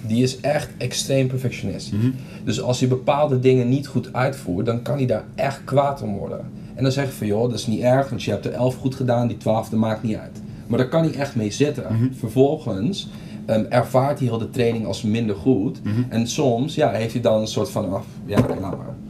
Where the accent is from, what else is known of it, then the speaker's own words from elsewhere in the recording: Curaçao; moved away as an adult; now in Netherlands; Ik kom oorspronkelijk uit Curaçao